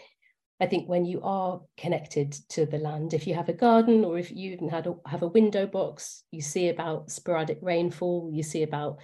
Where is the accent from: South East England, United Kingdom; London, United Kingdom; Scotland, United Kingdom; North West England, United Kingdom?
London, United Kingdom; I grew up in Acton, inner city Acton